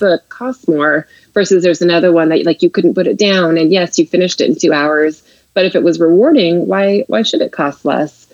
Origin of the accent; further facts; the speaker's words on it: Seattle, Washington, United States; moved away as an adult; now in New York, United States; I'm actually from the Seattle area